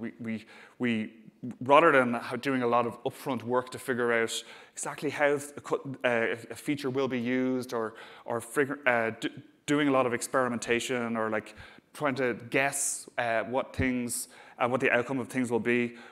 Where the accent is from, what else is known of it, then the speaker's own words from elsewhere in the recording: Dublin, Leinster, Ireland; accent: Dublin; I'm based in Dublin, as you can probably tell from my accent.